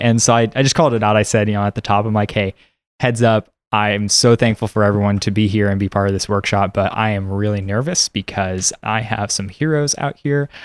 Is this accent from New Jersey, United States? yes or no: no; San Diego, California, United States; now in Seattle, United States; I grew up in San Diego, California, currently a mover based in Seattle